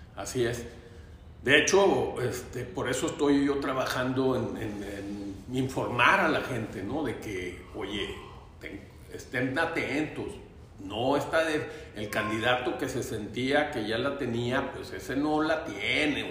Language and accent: Spanish; Torreón, Coahuila, Mexico; also born or lived in Gómez Palacio, Durango, Mexico / Roswell, New Mexico, United States; empecé en, el Torreón Jardín y luego después me fui a, al francés de La Laguna y luego de Gómez también, de Durango